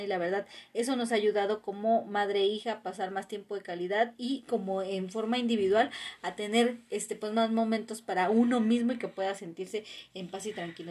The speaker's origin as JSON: {"language": "Spanish", "country": "Mexico", "said": "como mexicanos"}